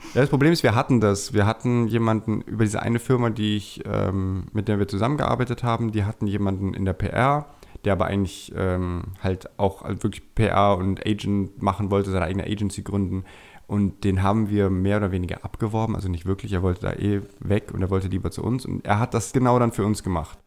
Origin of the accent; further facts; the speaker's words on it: Germany; moved away as an adult; now in Vienna, Austria; ich bin ja gebürtiger Deutscher, wie man wahrscheinlich hört, bin auch dort aufgewachsen, in der Schule gegangen